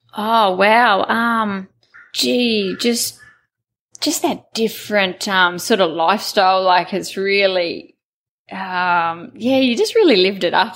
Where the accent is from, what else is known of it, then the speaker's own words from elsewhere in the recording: Taroom, Queensland, Australia; I was born in Taroom in Queensland. Um, we had a family property there, and it was just free range as kids.